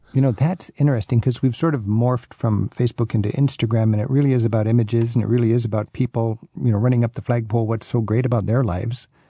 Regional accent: United States; me as an American

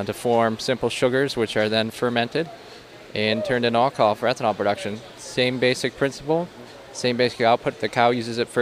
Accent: Darien, Wisconsin, United States; now in Evansville, United States; I'm originally from Darien, and now I live in Evansville, Wisconsin.

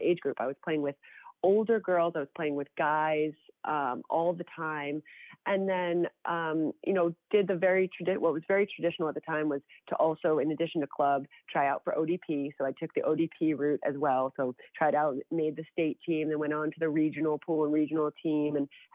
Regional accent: New Jersey, United States; also born or lived in Sweden; growing up in North Jersey, I was really fortunate to have wonderful coaches

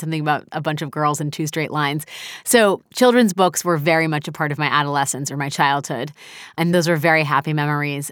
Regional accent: United States; I'm an American

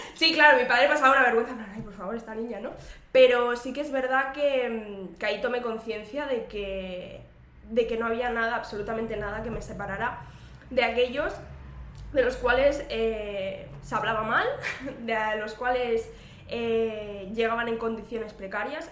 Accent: Terrassa, Catalonia, Spain; yo, soy, de Tarraso, que es eh, un municipio de la provincia de Barcelona

